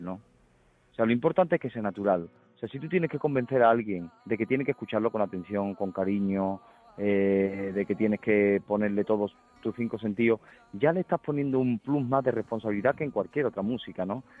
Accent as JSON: {"language": "Spanish", "town": "Huelva", "region": "Andalusia", "country": "Spain", "said": "yo soy del Recreativo de Huelva"}